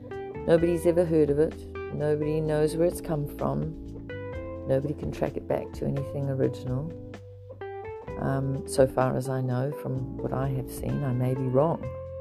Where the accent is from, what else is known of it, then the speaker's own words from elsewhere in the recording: South Africa; I grew up in South Africa